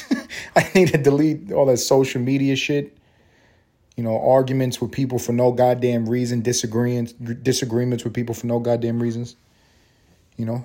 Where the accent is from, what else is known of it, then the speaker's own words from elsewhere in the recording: New York City, New York, United States; moved away; growing up in New York